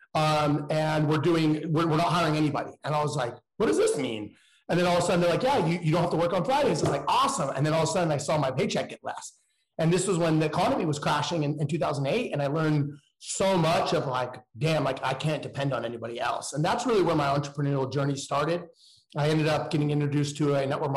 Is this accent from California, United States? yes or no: yes; Danville, California, United States; I grew up in a suburb of the San Francisco area in a small town called Danville